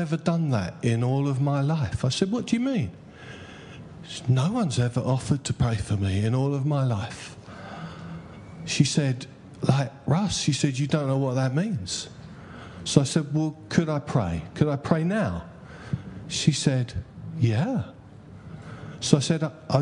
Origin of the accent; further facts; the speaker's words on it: Essex, East of England, United Kingdom; I'm from Essex.